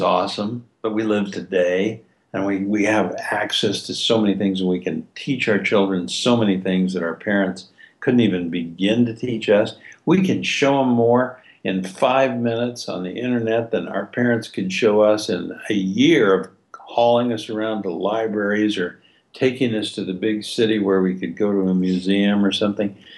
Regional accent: Logan, United States; I grew up in Logan, sleepy little town

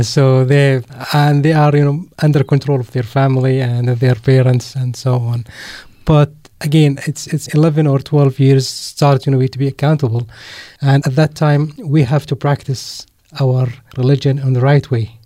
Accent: Mafraq, Mafraq Governorate, Jordan; moved away as an adult; now in Amman, Jordan; My family is from a city called Mafraq

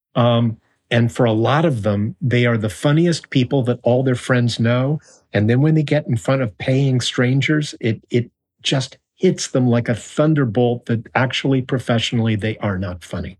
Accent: Tucson, Arizona, United States; moved away as an adult; also born or lived in Kansas City, Missouri / New York; now in Los Angeles, United States; I was born in Kansas City, Missouri, and we moved to Arizona

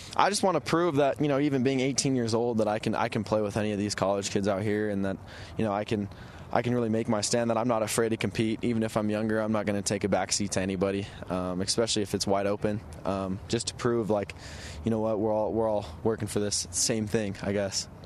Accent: Utah, United States; I'm from Utah

